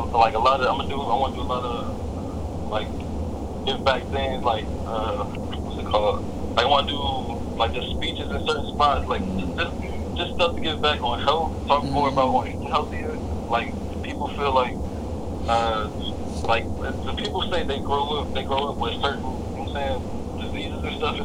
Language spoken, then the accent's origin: English; Takoma Park, Maryland, United States; growing up in Tacoma Park